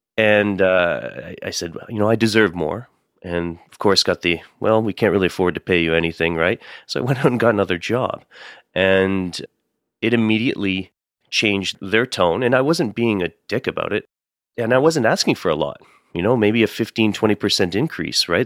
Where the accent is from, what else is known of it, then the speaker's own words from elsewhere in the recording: Windsor, Ontario, Canada; also born or lived in Calgary; now in Toronto, Canada; I grew up just in Windsor, Ontario, which is on the other side of Detroit.